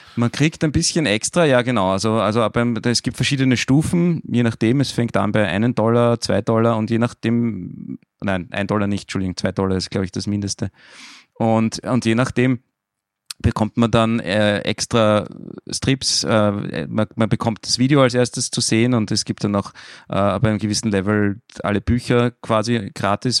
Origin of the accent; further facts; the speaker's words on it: Austria; bei uns in Österreich